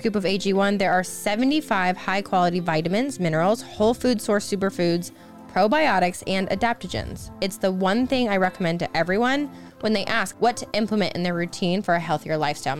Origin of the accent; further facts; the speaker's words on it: Iowa, United States; We're both Midwesterners. I'm from Iowa and he's from Indiana.